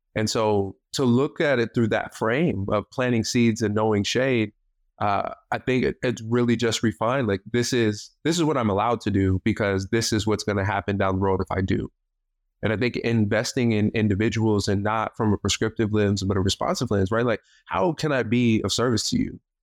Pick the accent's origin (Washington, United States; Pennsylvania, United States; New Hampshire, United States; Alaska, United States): Washington, United States; Tacoma; I'm from Tacoma, born and raised in Tacoma, uh, won't be leaving Tacoma anytime soon.